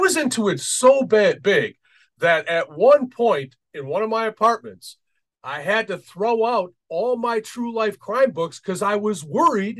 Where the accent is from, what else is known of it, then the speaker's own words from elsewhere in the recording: Detroit, Michigan, United States; moved away; I grew up in Detroit